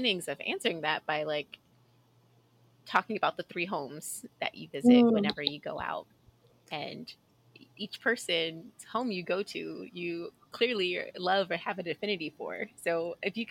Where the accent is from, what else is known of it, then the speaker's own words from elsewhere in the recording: Houston, Texas, United States; I grew up in Southwest Houston